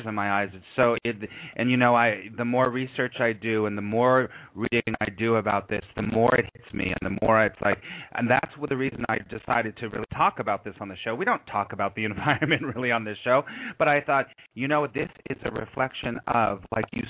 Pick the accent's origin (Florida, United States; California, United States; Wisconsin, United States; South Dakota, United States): California, United States; Los Angeles; moved away as an adult; also born or lived in New York; I was raised in Los Angeles